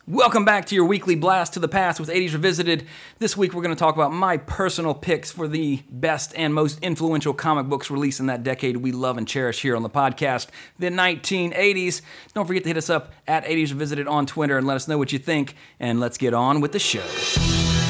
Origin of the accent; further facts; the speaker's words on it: Walker, Louisiana, United States; I grew up in Walker, Louisiana